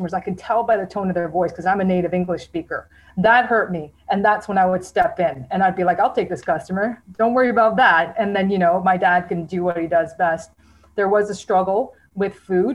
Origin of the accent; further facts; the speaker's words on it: Mississauga, Ontario, Canada; I grew up in Mississauga in like the 90s